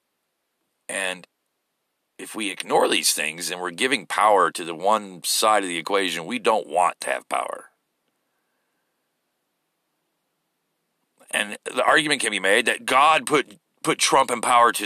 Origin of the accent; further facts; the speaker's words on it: United States; as an American.